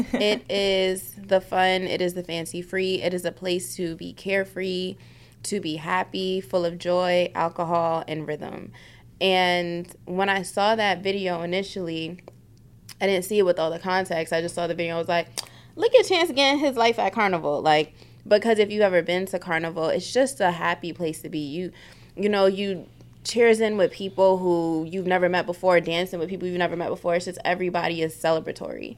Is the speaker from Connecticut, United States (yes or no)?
no; New York City, New York, United States; moved away; I'm from South Bronx